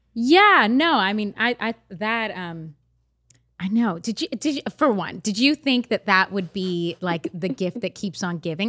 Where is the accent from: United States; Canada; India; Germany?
Canada; I grew up in Canada